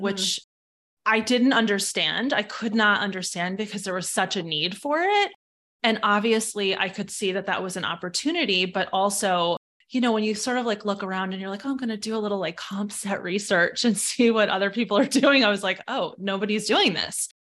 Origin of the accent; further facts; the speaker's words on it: New York, United States; now in Fairfield County, Connecticut, United States; I'm from New York originally, but I'm based in Fairfield County, Connecticut